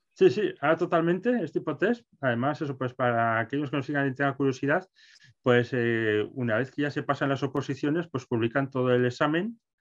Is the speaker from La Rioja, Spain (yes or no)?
yes; Calahorra, La Rioja, Spain; yo soy de Calahorra, en La Rioja